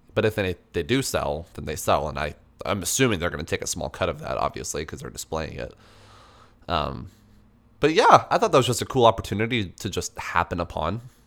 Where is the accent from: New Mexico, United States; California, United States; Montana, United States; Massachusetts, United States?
New Mexico, United States; Albuquerque; now in Washington, United States; I'm from Albuquerque